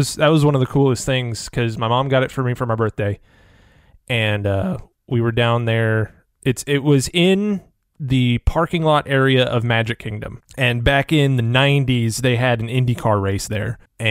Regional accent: Fayetteville, North Carolina, United States; where I grew up in Fayetteville, North Carolina

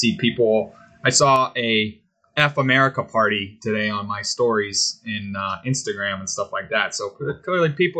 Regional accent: United States; I'm American

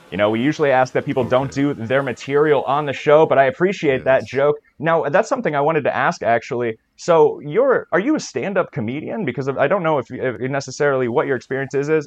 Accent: Minnesota, United States; Uh, Minnesota. Minnesota.

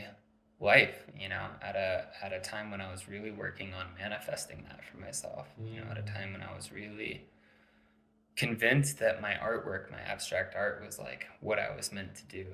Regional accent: Santa Fe, New Mexico, United States; also born or lived in Maryland; we moved our whole family out here, and that was like a big transition when I was 8 years old

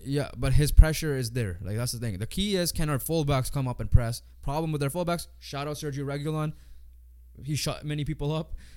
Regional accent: Canada; 'cause we're Canadian

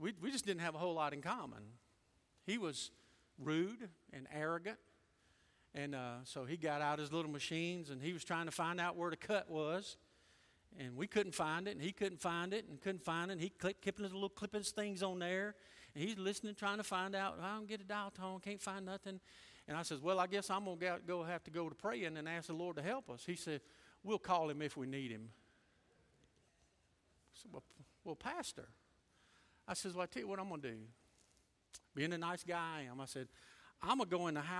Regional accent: United States; I'm American by birth and Christian by the grace of God.

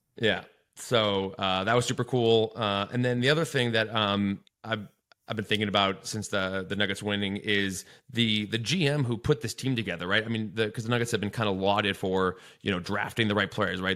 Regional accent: Evanston, Illinois, United States; now in Denver, United States; my hometown Evanston

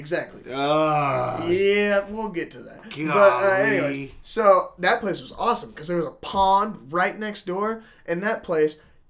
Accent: Star, Idaho, United States; I'm like, Star, Idaho.

